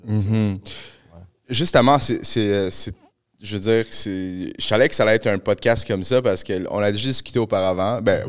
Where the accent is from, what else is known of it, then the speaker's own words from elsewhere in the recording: Montreal, Quebec, Canada; also born or lived in Peru; moi, j'ai grandi à Pointe-aux-Trembles.